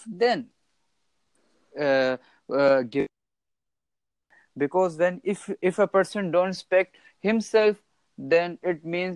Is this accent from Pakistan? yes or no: yes; Pakistan; I'm from Pakistan